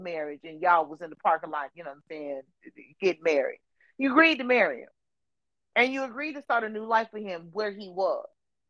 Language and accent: English; Portland, United States; I'm from Portland, shit. I ain't more from Portland because you married a nigga.